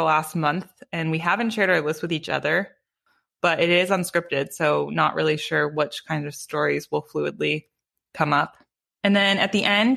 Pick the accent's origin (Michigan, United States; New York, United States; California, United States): California, United States; Palo Alto; we grew up in Palo Alto, which is an unusually tight-knit community with a ton of pressure.